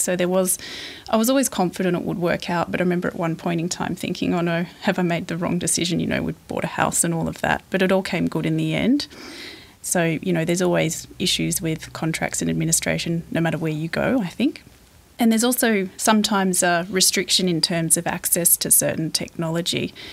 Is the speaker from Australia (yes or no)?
yes; Sydney, New South Wales, Australia; moved away as an adult; now in Port Macquarie, Australia; I grew up in Sydney